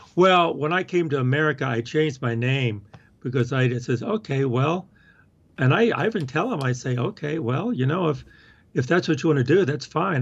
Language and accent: English; the South, United States; moved away; I'm talking that way 'cause that's how I talk. I'm from the South